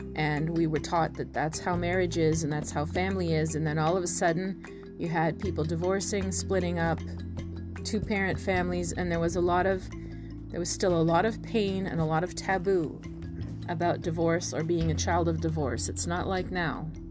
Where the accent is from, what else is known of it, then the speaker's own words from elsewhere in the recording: near Toronto, Ontario, Canada; I grew up near Toronto